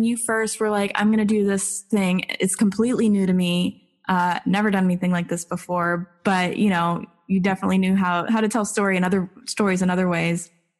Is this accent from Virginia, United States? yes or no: no; Lakeland, Florida, United States; now in Orlando, United States; I am also a Lakeland native. That is my hometown. I was born and raised there, and I live in Orlando now. This is my current home